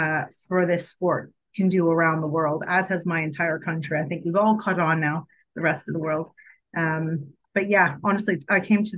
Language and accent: English; Toronto, Ontario, Canada; I'm from Toronto, like very proud Torontonian.